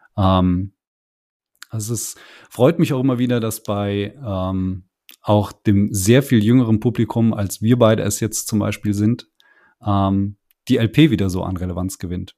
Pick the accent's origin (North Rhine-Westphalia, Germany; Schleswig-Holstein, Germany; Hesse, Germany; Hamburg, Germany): Hesse, Germany; bei uns in Hessen